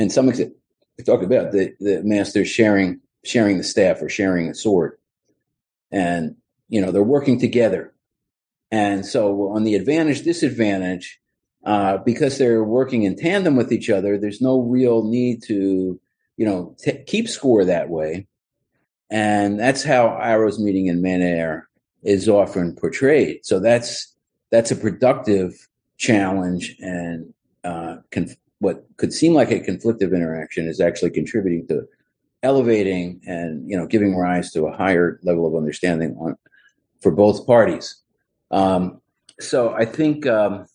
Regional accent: Philadelphia, Pennsylvania, United States; moved away as an adult; also born or lived in Miami; I was back in my hometown of Philadelphia

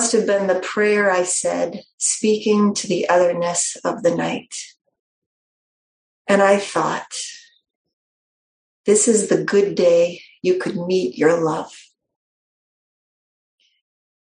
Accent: New Hampshire, United States; I'm from New Hampshire, not just from New England, but from New Hampshire.

